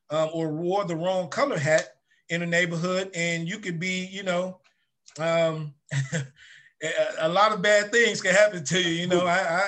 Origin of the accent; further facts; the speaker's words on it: Chicago, Illinois, United States; I grew up in Ida B. Wells projects. That's where I was born and raised up until I got ready to go to high school